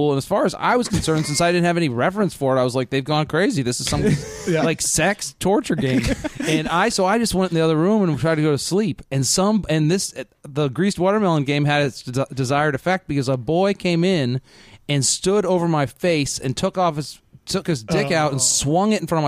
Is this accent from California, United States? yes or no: no; Connecticut, United States; moved away; I'm from Connecticut originally.